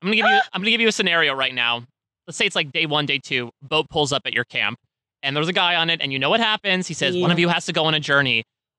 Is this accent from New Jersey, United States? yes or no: yes; New Jersey, United States; I'm from New Jersey.